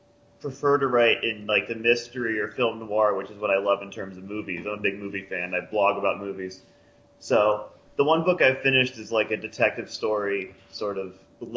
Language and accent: English; Pennsylvania, United States; Well, I'm from Pennsylvania. I'm 27 years old, and I'm a writer.